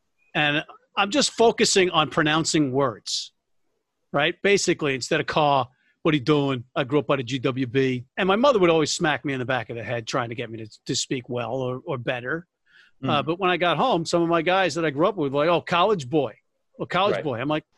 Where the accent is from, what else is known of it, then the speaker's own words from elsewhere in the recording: Jersey City, New Jersey, United States; I'm from urban white trash, New Jersey, Hudson County. I was born in Jersey City and raised in Hudson County.